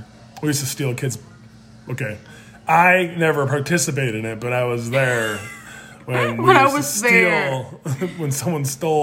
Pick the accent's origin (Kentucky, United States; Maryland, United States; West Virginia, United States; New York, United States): New York, United States; Buffalo; I grew up in Buffalo, New York. Snowbelt of America, right?